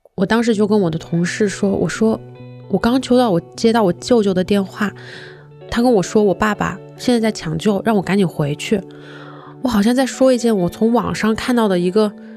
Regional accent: Hunan, China; moved away; 从长沙开回我的老家大概是一个多小时

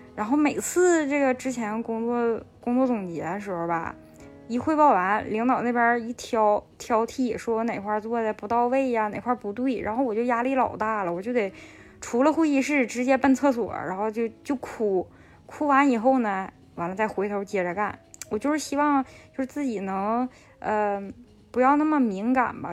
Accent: Northeast China, China; now in Beijing, China; 我现在是在北京工作，是一个东北人，做的就是轻工领域的标准化工作

